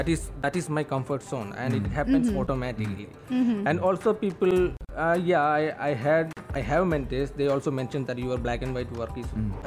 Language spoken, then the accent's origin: English; Kerala, India; now in United Arab Emirates; my hometown, which is in Kerala, India